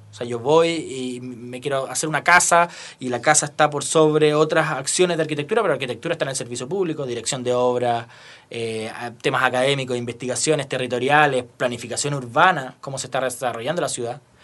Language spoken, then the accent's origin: Spanish; Rancagua, O'Higgins, Chile; now in Santiago, Chile; yo soy de Rancagua, después me vine a ir a Santiago